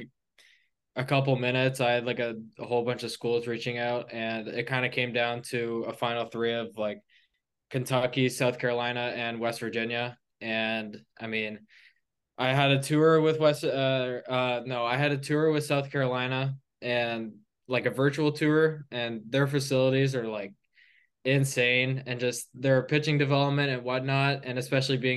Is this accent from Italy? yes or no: no; Burlington, Ontario, Canada; I'm from Burlington, Ontario. It's like 30 minutes from Toronto